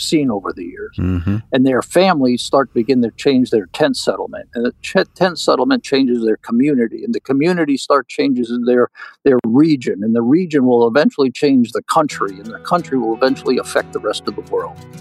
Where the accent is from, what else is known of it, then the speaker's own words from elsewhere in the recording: United States; my home country of the USA